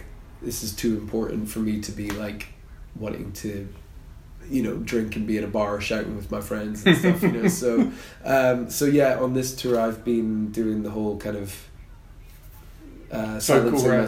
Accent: Aberdeen, Scotland, United Kingdom; I'm from Aberdeen.

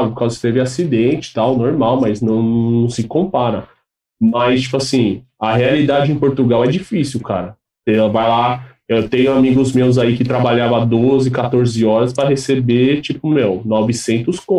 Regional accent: Brazil; now in Ireland; Eu falei, ah, sou do Brasil tal. Aí eu já tava meio com um sotaque lá meio irlandês, né?

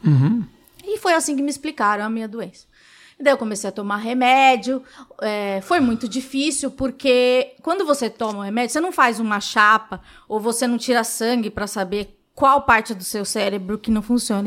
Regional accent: São Paulo, Brazil; Eu nasci no Capão Redondo

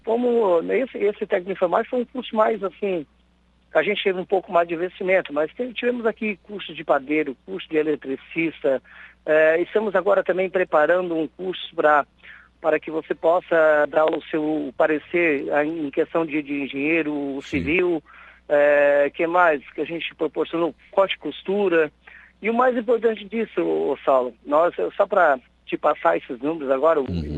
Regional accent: Balneário Gaivota, Santa Catarina, Brazil; aqui da minha terra, da minha cidade aqui de Balneário Gaivota.

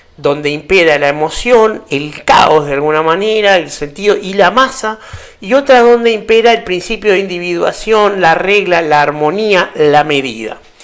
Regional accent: Uruguay; para los que somos uruguayos

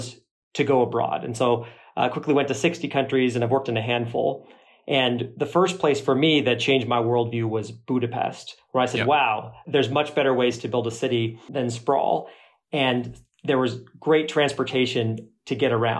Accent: Phoenix, Arizona, United States; I grew up in Phoenix, third generation Phoenician, and thought it was a great place to grow up

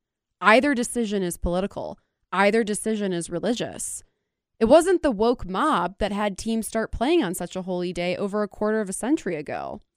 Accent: Cleveland, Ohio, United States; I'm from Cleveland

